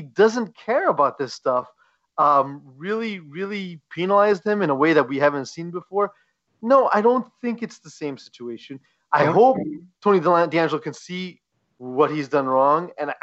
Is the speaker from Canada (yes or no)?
yes; Montreal, Quebec, Canada; We are a podcast from Montreal and from Quebec, and we are very proud of our roots